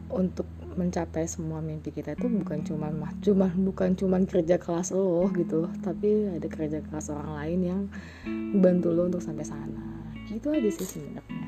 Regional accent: Jakarta, Indonesia; lahir di Jakarta

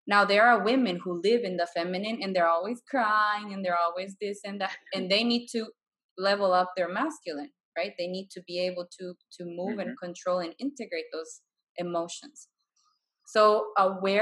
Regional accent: Bolivia; moved away as an adult; I'm from Bolivia, and I've traveled the world. Like, I've lived abroad for 8 years now. And I'm looking at going back home now.

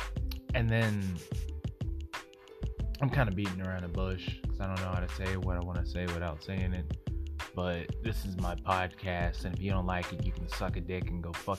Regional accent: Oklahoma, United States; now in Texas, United States; I'm from Oklahoma

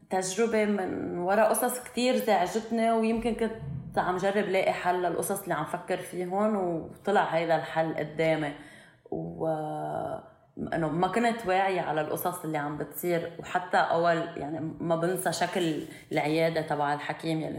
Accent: Syria; انه انا بالنسبه لإلي كان انه انا بهيدا انه انا سوري

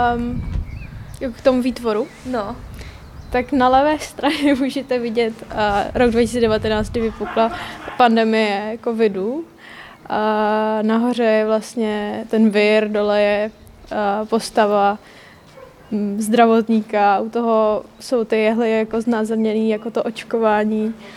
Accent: Říčany, Central Bohemian Region, Czechia; jsem z Říčan

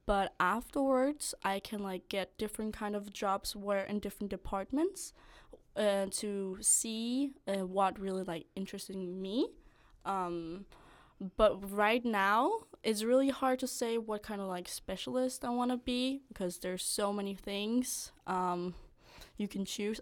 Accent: north of Copenhagen, Capital Region of Denmark, Denmark; moved away as an adult; now in Odense, Denmark; I'm from, like, northern of Copenhagen

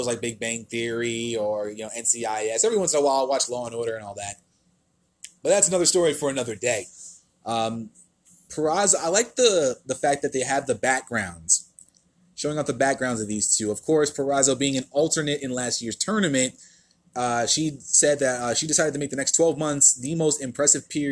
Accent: New Jersey, United States; I'm proud to say I'm from Jersey as well

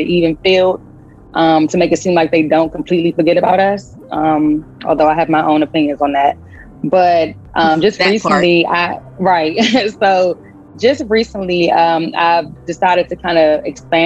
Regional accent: Washington, District of Columbia, United States; also born or lived in Prince George's County, Maryland; I was raised early on in the DC area, and then I moved to PG. So a little bit of both, DC, PG

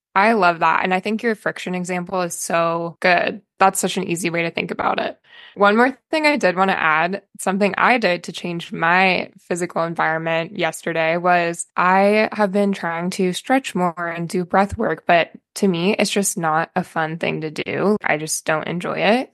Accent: Albany, Oregon, United States; I'm from Oregon. I went to West Albany High School

